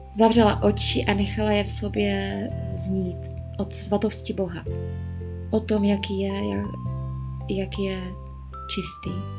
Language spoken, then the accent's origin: Czech; Moravia, Czechia; moved away as an adult; now in Prague, Czech Republic; Pocházím z Moravy, v Praze bydlím třetím rokem.